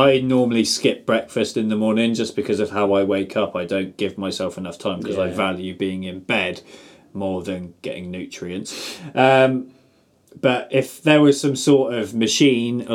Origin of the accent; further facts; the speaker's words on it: England, United Kingdom; we're English as well